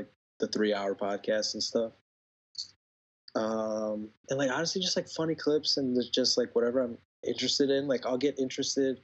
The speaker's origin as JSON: {"language": "English", "town": "Buffalo Grove", "region": "Illinois", "country": "United States", "tie": "born or raised there", "moved": "as an adult", "said": "I'm from Buffalo Grove, Illinois. I went to Wheeling High School"}